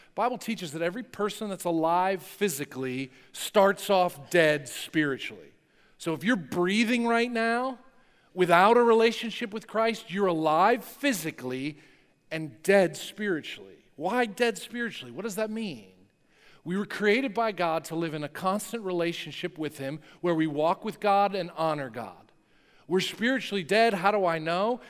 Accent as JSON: {"language": "English", "region": "New Jersey", "country": "United States", "tie": "born or raised there", "said": "I grew up in North Jersey."}